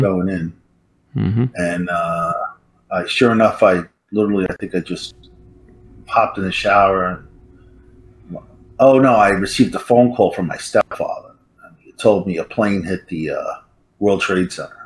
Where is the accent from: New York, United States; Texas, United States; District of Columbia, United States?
New York, United States; New York City; also born or lived in California; I was born in New York City. Um, I was kind of raised, I'm like a real city kid from Manhattan, center of it all.